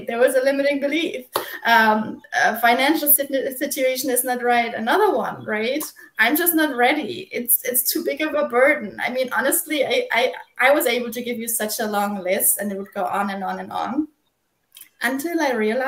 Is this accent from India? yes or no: no; Germany; now in South Carolina, United States; I am originally from Germany. I live in South Carolina in the U.S.